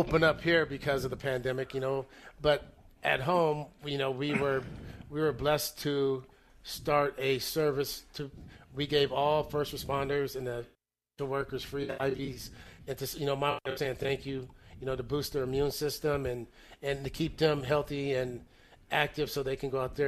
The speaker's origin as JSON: {"language": "English", "region": "Northern California", "country": "United States", "said": "we're both from Northern California"}